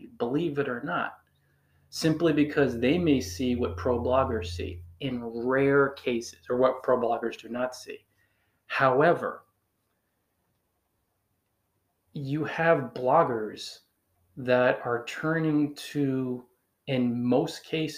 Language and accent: English; Northern New Jersey, United States; accent: Northern New Jersey, a little like New Yorkers; I'm from Northern New Jersey and we have an accent a little bit like New Yorkers where our R's are funny